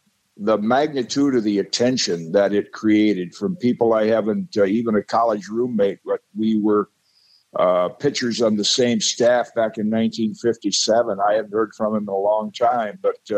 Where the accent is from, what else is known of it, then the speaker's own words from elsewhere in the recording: Zeeland, Michigan, United States; I was a little kid class-wise growing up in Zeeland, Michigan